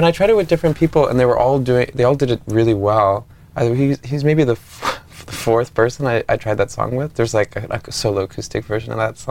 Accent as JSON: {"language": "English", "town": "Ottawa", "region": "Ontario", "country": "Canada", "tie": "born or raised there", "moved": "yes", "lives_now": "Montreal, Canada", "said": "I grew up in Ottawa, which is like 2 hours away from here."}